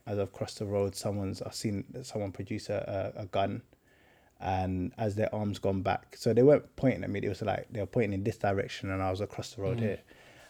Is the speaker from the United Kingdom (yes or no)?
yes; London, United Kingdom; Boy, I feel like it's the real South. I grew up in Stockwell, Brixton, that kind of area.